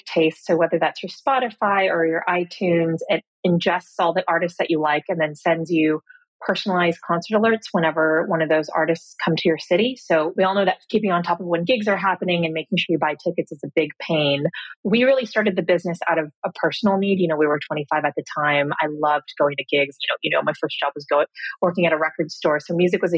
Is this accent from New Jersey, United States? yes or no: no; Cupertino, California, United States; moved away as an adult; also born or lived in Cambridge; So I grew up in Silicon Valley. I grew up in Cupertino.